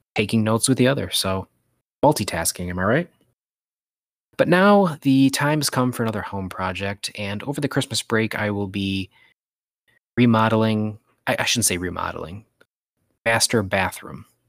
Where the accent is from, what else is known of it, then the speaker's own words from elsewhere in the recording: Michigan, United States; I'm from Michigan, I call it pop